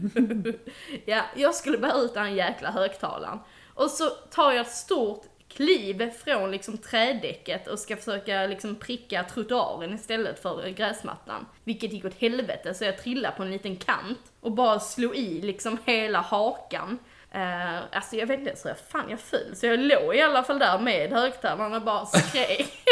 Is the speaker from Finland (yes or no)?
no; Denmark; jag är dansk och inte har varit där